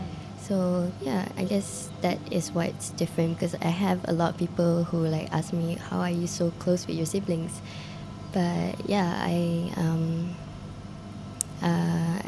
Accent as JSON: {"language": "English", "town": "Ampang Jaya", "region": "Selangor", "country": "Malaysia", "tie": "born or raised there", "said": "I was born in Ampang Puchi, so in Ampang, KL. I grew up in, basically in Ampang Jaya"}